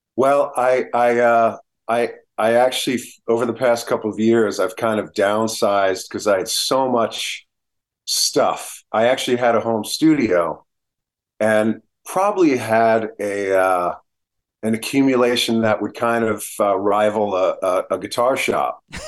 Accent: New Jersey, United States; I'm from New Jersey, so I know the, the Northeast spirit that comes about

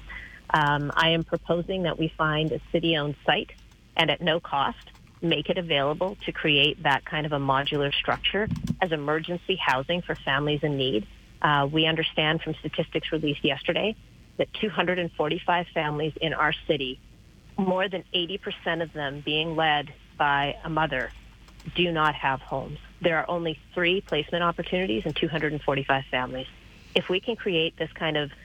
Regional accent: Manitoba, Canada; now in Calgary, Canada; I grew up in Manitoba

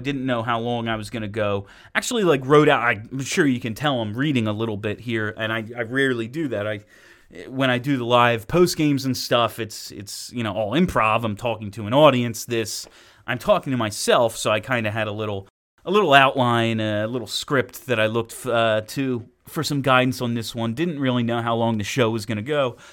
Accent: Philadelphia, Pennsylvania, United States; as a Philadelphian

